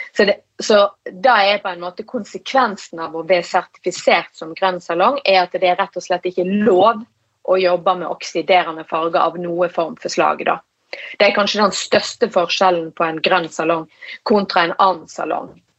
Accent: Norheimsund, Vestland, Norway; Jeg er jo fra Nordheimsund i Hardanger

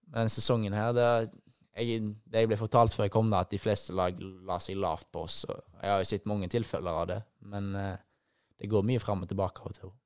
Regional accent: Haugesund, Rogaland, Norway; moved away as an adult; also born or lived in Bergen; now in Poznań, Poland; det jeg hadde her hjemme i Haugesund

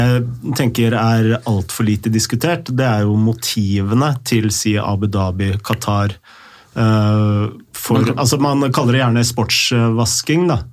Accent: Oslo, Norway; also born or lived in Lørenskog / Snarøya; når jeg vokste opp i øh, Oslo

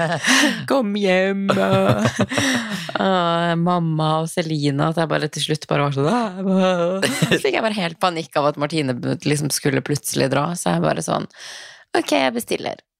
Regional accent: Tromsø, Troms, Norway; moved away; Jeg sitter hjemme i Tromsø

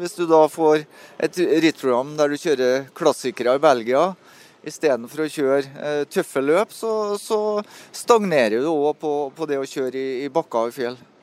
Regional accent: Melhus, Trøndelag, Norway; moved away; når jeg bodde på Melhus, da, så der jeg er fra, så var det en bakke på to km som jeg måtte sykle hver gang jeg kom hjem fra skolen

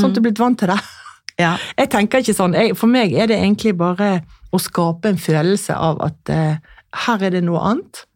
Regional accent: Askøy, Vestland, Norway; now in Lysaker, Norway; jeg kommer jo fra Askøy utenfor Bergen, og vi var jo striler, som det het.

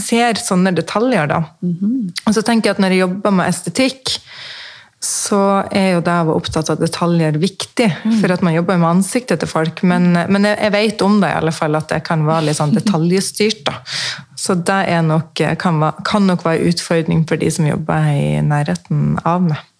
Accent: Mosjøen, Nordland, Norway; also born or lived in Sweden / Østfold; now in Fredrikstad, Norway; Jeg er fra Mosjøen opprinnelig, oppe i Nord-Norge

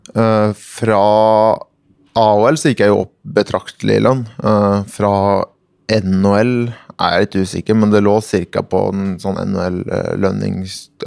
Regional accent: Norway; moved away as an adult; also born or lived in Sweden / United States; Jeg kom litt sånn naiv eh, nordmann her

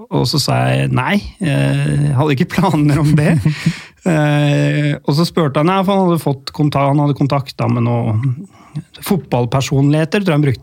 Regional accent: Lørenskog, Akershus, Norway; Jeg trente Lørenskog på den tida der, eh, i tredjevisjon. Um, ehm, det er jo hjemkommunen min, da.

